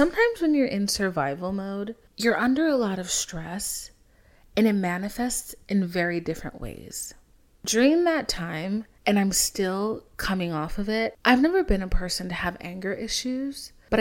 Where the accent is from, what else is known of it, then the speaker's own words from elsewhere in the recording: Haiti; moved away; I'm from Haiti, so, like, our whole family's from Haiti